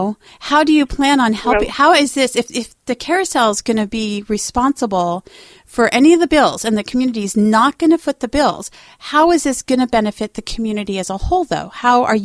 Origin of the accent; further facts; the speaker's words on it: Albany, Oregon, United States; moved away as an adult; as much as I hated this godforsaken armpit growing up, coming back as an adult